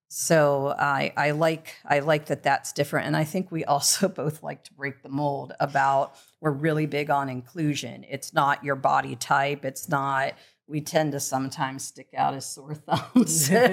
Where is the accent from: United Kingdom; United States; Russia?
United States; Midwest; now in Los Angeles, United States; growing up in the Midwest